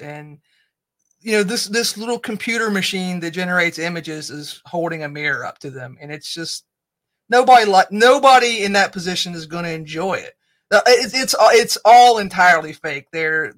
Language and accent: English; United States; we're all American